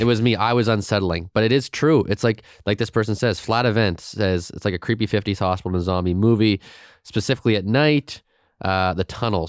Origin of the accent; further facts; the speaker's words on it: Halifax, Nova Scotia, Canada; I grew up in the Mumford Road, Walmart, uh, but I went to Saint Agnes Junior